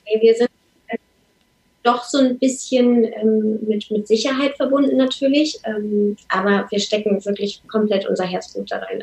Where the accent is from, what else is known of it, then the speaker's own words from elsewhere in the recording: Lower Saxony, Germany; moved away as an adult; also born or lived in Hamburg; oder wir beide kommen gebürtig aus Niedersachsen